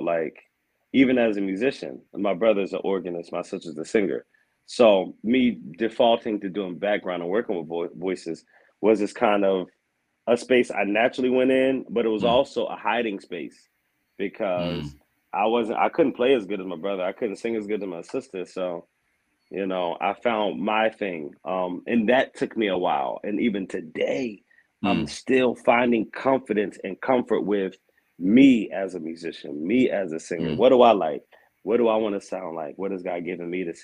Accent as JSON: {"language": "English", "town": "Aberdeen", "region": "Maryland", "country": "United States", "tie": "born or raised there", "also_born_or_lived": "Baltimore, Maryland", "moved": "as an adult", "said": "I'm from Aberdeen, Maryland."}